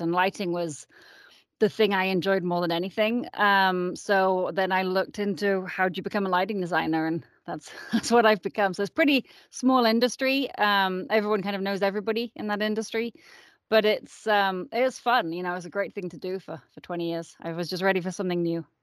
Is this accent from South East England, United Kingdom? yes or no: no; Yorkshire and the Humber, United Kingdom; moved away as an adult; also born or lived in San Francisco, United States; now in Boulder, United States; I am originally from England. I was born in Yorkshire